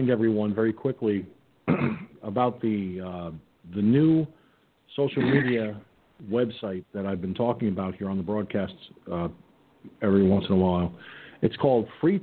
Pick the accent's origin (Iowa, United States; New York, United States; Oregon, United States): New York, United States; Peekskill; 39 years as a member of the Peekskill Volunteer Fire Department in my hometown